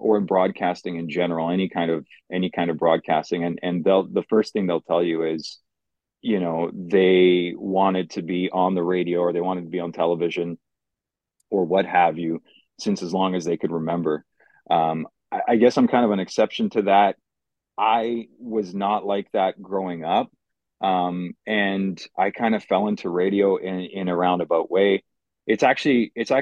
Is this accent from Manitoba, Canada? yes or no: no; Mississauga, Ontario, Canada; English is a second language; also born or lived in Poland; My parents had settled down in Mississauga at the time. So grew up in Mississauga